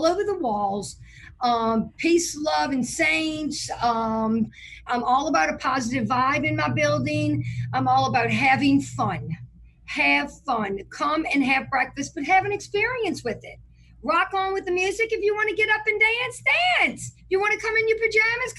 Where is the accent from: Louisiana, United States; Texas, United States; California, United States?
Louisiana, United States; New Orleans; I am from New Orleans, Louisiana. I grew up in Lake Vista